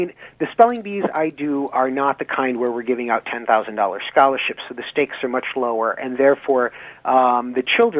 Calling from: Boston, Massachusetts, United States; I'm calling in from Boston, which is where the offices of the American Heritage Dictionary are.

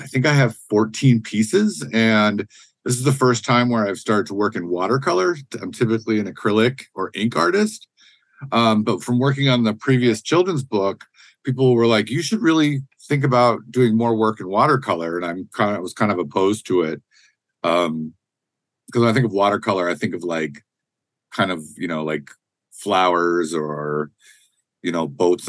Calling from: Duluth, Minnesota, United States; My family is from Grand Portage, and I'm joining you from Duluth, Minnesota.

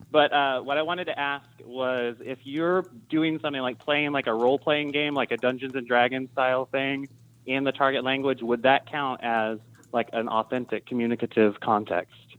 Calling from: Dripping Springs, Texas, United States; I'm calling from Dripping Springs outside of Austin, Texas

